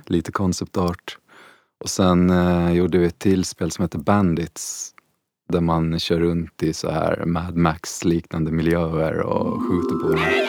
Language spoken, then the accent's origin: Swedish; Åland Islands; moved away as an adult; also born or lived in Stockholm; jag är ju uppväxt på Åland